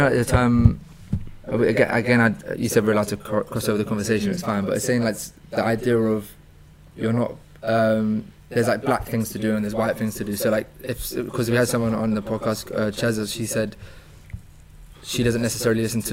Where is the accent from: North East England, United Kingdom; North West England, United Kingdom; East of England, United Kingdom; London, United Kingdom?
London, United Kingdom; I'm from London